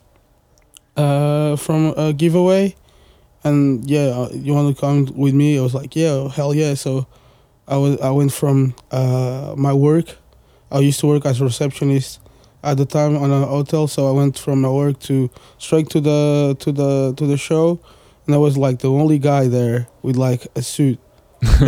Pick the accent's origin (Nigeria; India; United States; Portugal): Portugal; English is a second language; also born or lived in suburbs of Paris, France; now in Paris, France; I was born in Portugal, so I'm Portuguese too